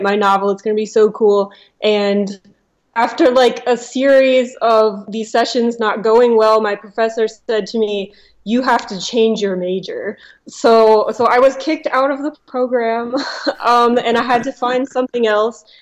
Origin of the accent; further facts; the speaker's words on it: Cincinnati, Ohio, United States; moved away as an adult; now in Los Angeles, United States; I am from Cincinnati, Ohio